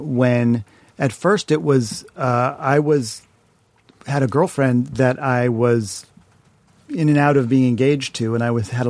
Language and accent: English; Shaker Heights, Ohio, United States; back to home in Shaker Heights with my parents.